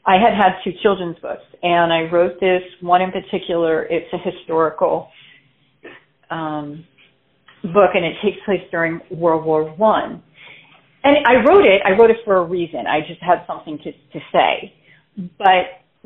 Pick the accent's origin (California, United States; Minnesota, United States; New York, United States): New York, United States; Floral Park; also born or lived in Queens, New York; I was actually born in Queens, New York, but I was moved to Floral Park, New York, which is more Long Island, when I was about 8 or 9